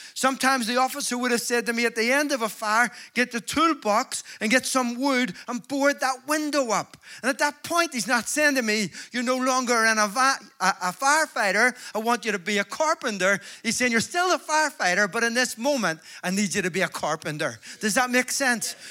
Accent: Belfast, Northern Ireland, United Kingdom; I'm from Belfast

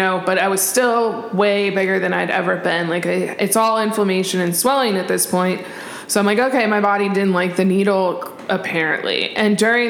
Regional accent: Arizona, United States; also born or lived in California; I grew up here. I'm from Arizona.

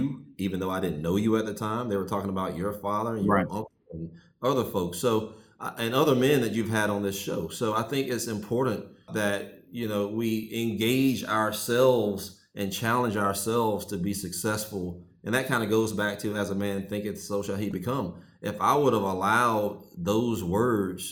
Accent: Sterlington, Louisiana, United States; now in Atlanta, United States; I grew up in Sterlington, Louisiana. It's a small rural town in North Louisiana.

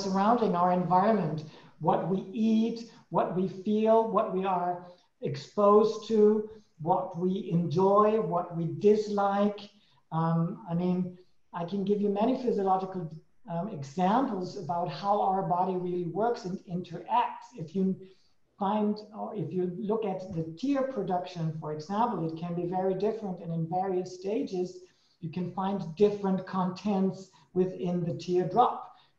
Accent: Germany; moved away; also born or lived in Switzerland / Sweden; I came from Germany into Switzerland, changed into Sweden, back to Switzerland again

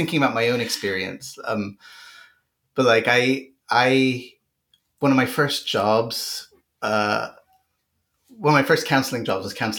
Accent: Boulder, Colorado, United States; And I remember going on holiday back to my hometown in Boulder, right, which I mentioned in the interview, and had just this utter feeling of dread about coming back

